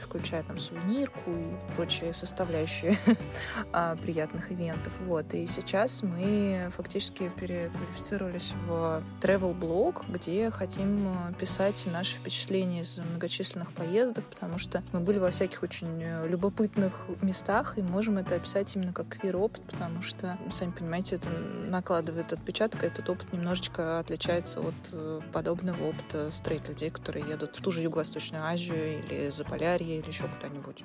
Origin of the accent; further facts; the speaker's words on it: Russia; мы из России